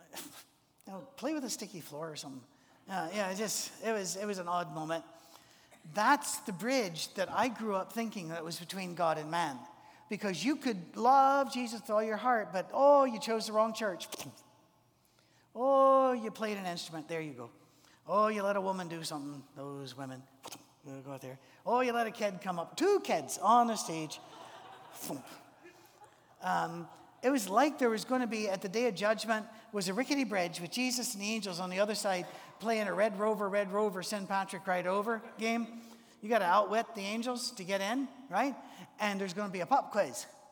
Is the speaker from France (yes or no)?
no; Scotland, United Kingdom; I'm a Scotsman